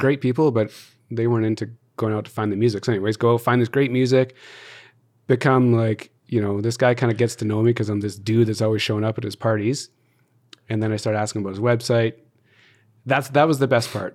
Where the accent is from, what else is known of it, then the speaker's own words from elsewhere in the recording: Calgary, Alberta, Canada; also born or lived in Toronto; born and raised in Calgary, everything's here